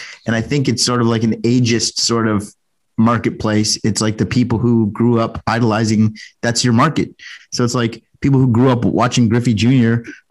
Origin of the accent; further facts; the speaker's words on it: Canada; I'm Canadian.